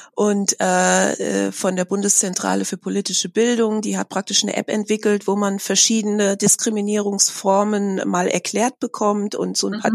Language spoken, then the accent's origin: German; Germany; ich bin in Deutschland seit meiner Geburt